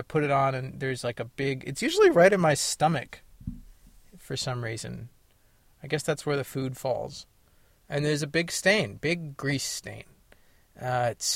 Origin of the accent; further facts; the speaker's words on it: California, United States; also born or lived in Paonia, Colorado; I'm from California. And I am back in California